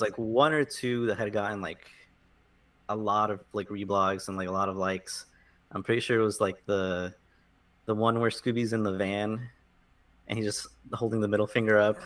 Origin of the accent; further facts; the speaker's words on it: South Florida, United States; moved away as an adult; now in New York, United States; I grew up in, in South Florida originally. Uh, lived there pretty much my whole life.